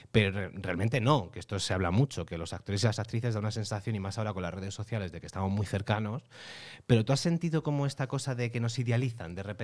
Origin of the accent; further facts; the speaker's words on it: Andalusia, Spain; que yo soy de Almería, por cierto.